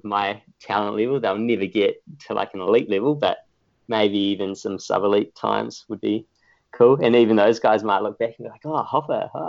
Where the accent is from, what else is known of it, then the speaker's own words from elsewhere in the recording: Whanganui, Manawatū-Whanganui, New Zealand; moved away as an adult; now in Australia; from my hometown in Whanganui